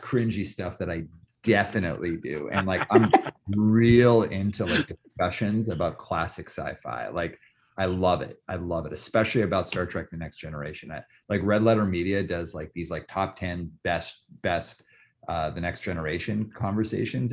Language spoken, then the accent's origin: English; Calgary, Alberta, Canada; I grew up in Calgary